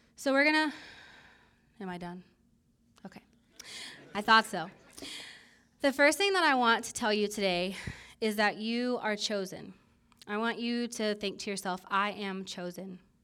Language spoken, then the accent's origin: English; Virginia, United States; moved away as an adult; now in North Carolina, United States; I grew up in Virginia